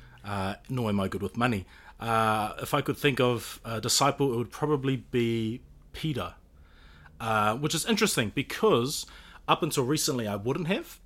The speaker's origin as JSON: {"language": "English", "country": "New Zealand", "said": "being Kiwi"}